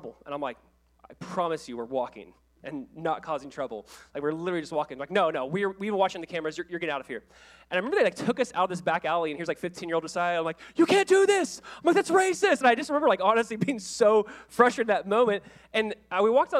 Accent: Orange County, California, United States; I was the kid from Orange County. You know, I played at Calvary Chapel High in Southern California

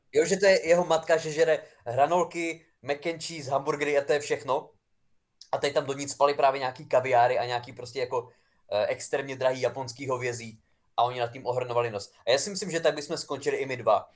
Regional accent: near Přerov, Olomouc Region, Czechia; já pocházím vlastně z kousek od Přerova

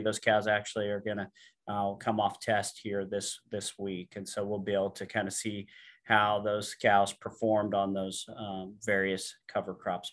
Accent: Alexis, Illinois, United States; I grew up in Western Illinois, uh, a little town called Alexis

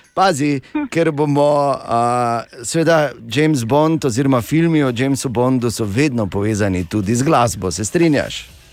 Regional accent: Maribor, Drava, Slovenia; nam iz Maribora

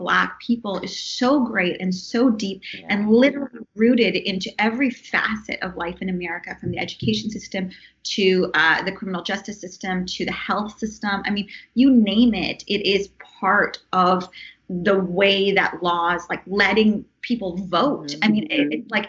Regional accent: Canada; now in Los Angeles, United States; as a Canadian living here

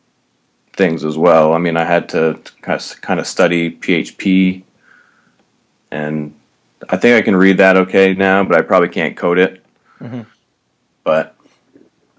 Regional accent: Maine, United States; moved away as an adult; also born or lived in New Hampshire / Boston; I grew up in Maine

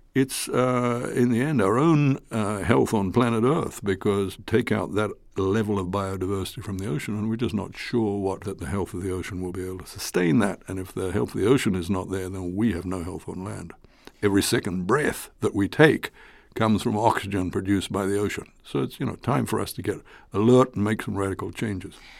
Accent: Fiji; I come from Fiji

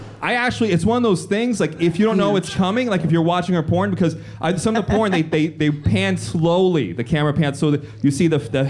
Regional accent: New York City, New York, United States; because I grew up in the South Bronx. And I was the only white kid in my school.

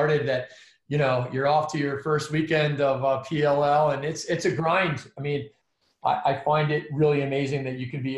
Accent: Providence, Rhode Island, United States; I grew up in Providence, Rhode Island

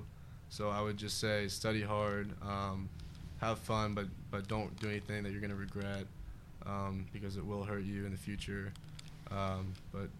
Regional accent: Mariemont school district, Ohio, United States; I've been a part of the district since kindergarten

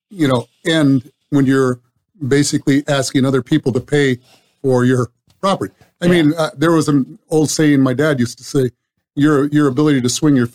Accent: California, United States; moved away; Obviously, I came from Southern California um, over 20 years ago, and uh, I seen that place explode.

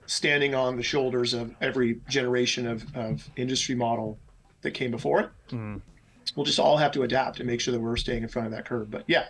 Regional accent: Mesa, Arizona, United States; I'm from Mesa, Arizona.

